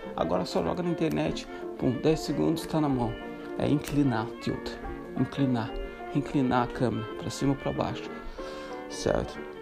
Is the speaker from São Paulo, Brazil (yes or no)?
no; Santa Catarina, Brazil; moved away as an adult; also born or lived in Morocco / Ireland / Chile / Greece; now in Netherlands; sou brasileiro de Santa Catarina, nasci em Santa Catarina, no sul do Brasil